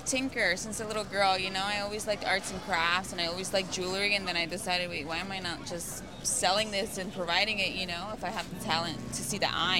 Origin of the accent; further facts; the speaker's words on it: Pennsylvania, United States; moved away as an adult; now in Los Angeles, United States; Pennsylvania, originally.